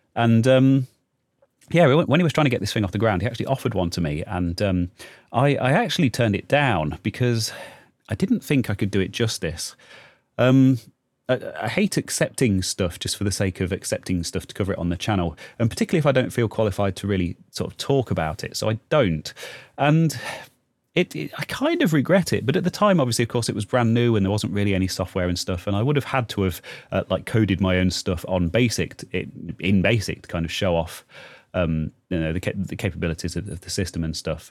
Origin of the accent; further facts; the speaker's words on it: United Kingdom; we're British here.